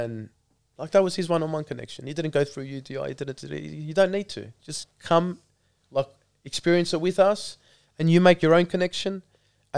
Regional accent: Melbourne, Victoria, Australia; growing up in Melbourne

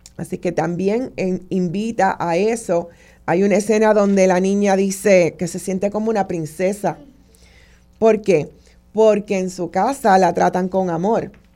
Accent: Puerto Rico; nosotros como puertorriqueños y puertorriqueñas

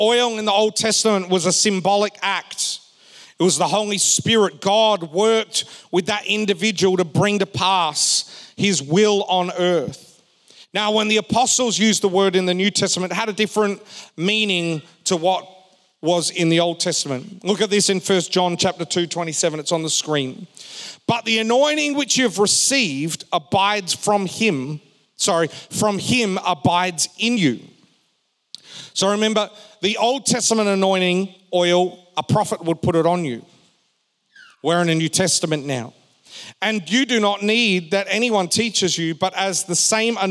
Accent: Perth, Western Australia, Australia; We were growing up in Perth

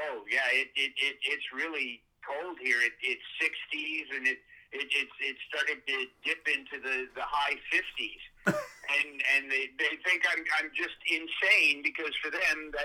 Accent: Glendale, California, United States; now in Florida, United States; I grew up in Glendale, California

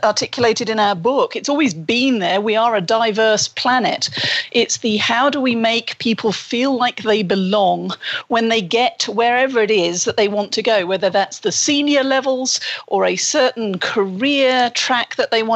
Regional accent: United Kingdom

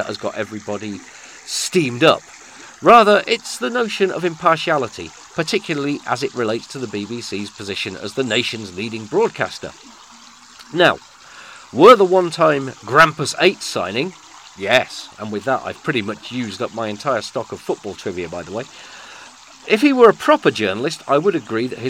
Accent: United Kingdom; we are British. And as such, as Britishers

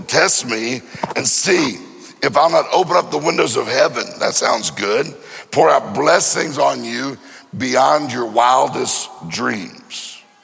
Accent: Mississippi, United States; I'm from Mississippi

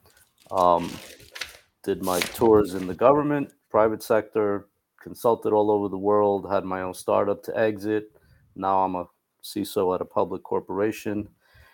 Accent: Cuba; moved away; also born or lived in New York; I am from Cuba

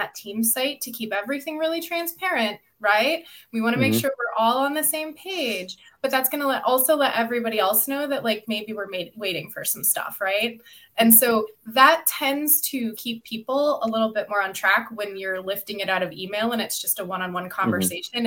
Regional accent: Midwest, United States; I was raised in the Midwest

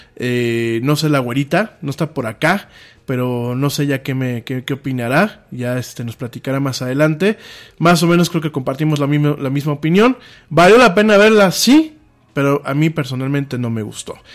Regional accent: Mexico; en mi país pasa esto

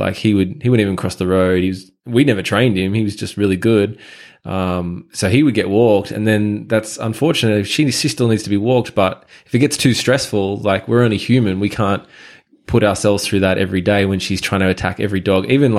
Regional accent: Sutherland Shire, New South Wales, Australia; also born or lived in Japan; So my story, I guess, you know, I grew up in the Shire, pretty normal high school life.

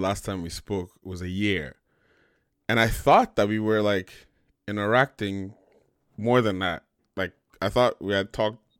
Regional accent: Sacramento, California, United States; my group of guy friends that I grew up with in Sacramento

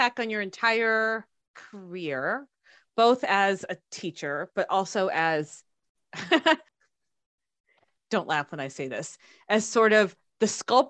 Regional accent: India; I'm both Indian and also not Catholic.

